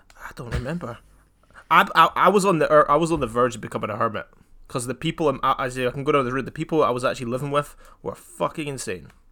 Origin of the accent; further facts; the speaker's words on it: Scotland, United Kingdom; I'm half English, half Scottish